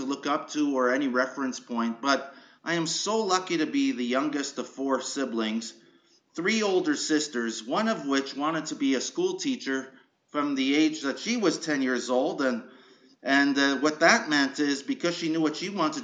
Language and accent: English; Montreal, Quebec, Canada; moved away as an adult; also born or lived in Schefferville, Quebec / Pickering, Ontario; You know, I grew up in Montreal. I was born in northern Quebec in a mining town called Schefferville